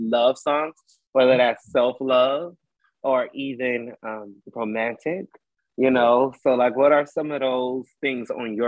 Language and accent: English; Cleveland, Ohio, United States; also born or lived in Cincinnati, Ohio; I am from Cleveland